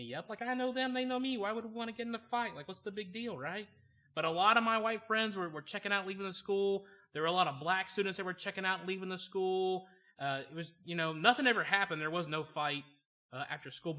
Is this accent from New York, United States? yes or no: no; Georgia, United States; moved away; also born or lived in Choctaw, Oklahoma; I grew up in Georgia, which is noteworthy because my parents grew up in a small town in Pennsylvania, which means for me growing up in Georgia, I became bilingual. I could learn to talk Southern